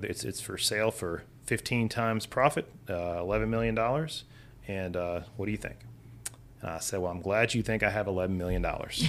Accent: Hammond, Louisiana, United States; now in Baton Rouge, United States; I was born and raised in Hammond

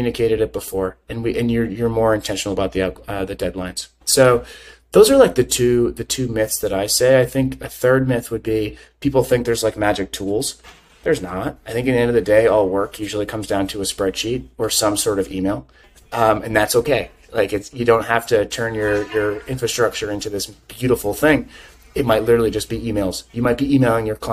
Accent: United States; I'm American

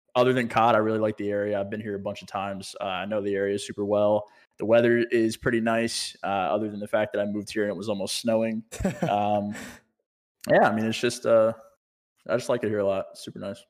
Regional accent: Virginia, United States; moved away as an adult; also born or lived in California; now in Texas, United States; So I moved back home to Virginia and then I moved from Virginia here.

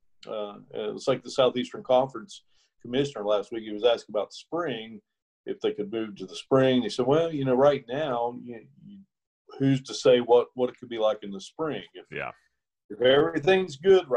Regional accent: Ripley, West Virginia, United States; just being here in my hometown

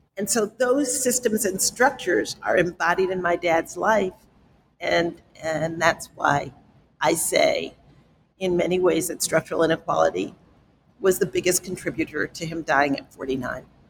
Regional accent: New York City, New York, United States; I grew up in the South Bronx

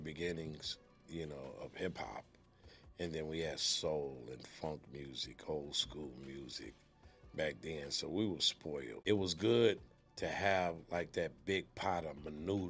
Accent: Pomona, California, United States; also born or lived in South Bronx, New York / Los Angeles; I grew up in Pomona, California, after, you know, migrating from New York, South Bronx

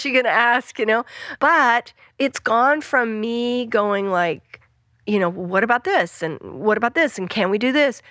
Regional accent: Western Colorado, United States; moved away; I grew up in Western Colorado

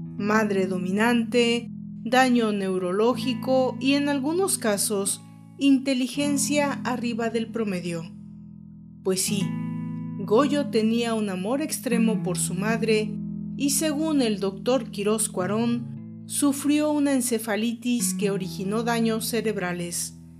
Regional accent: Mexico; En México, mi país de origen

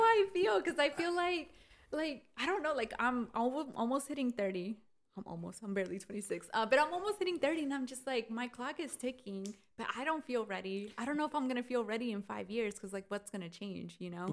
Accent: United States; Pero yo no soy mexicana. Like I wish I was 100% mexicana, pero soy I'm Mexican American.

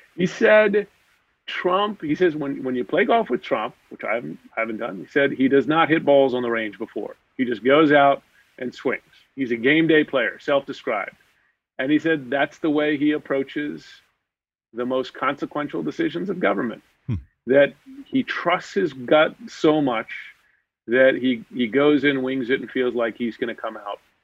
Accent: United States; just as an American

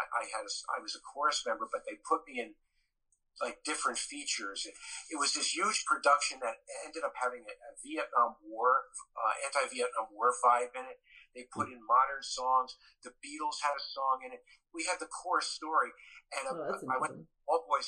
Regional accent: Elizabeth, New Jersey, United States; also born or lived in Roselle, New Jersey; I grew up in Elizabeth

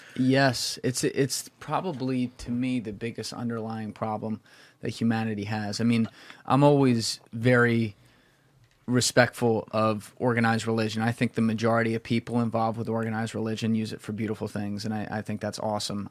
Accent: New Jersey, United States; I'm a dude from Jersey

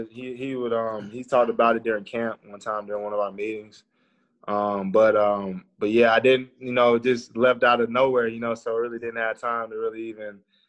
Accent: Tennessee, United States; born or raised there

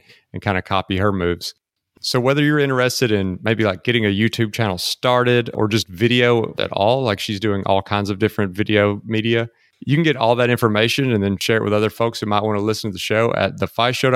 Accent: Mississippi, United States; now in Austin, United States; my hometown of Mississippi

